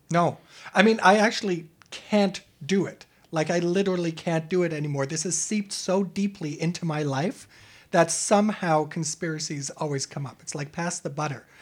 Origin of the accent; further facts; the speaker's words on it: Germany; moved away; I'm an immigrant from Europe, from Germany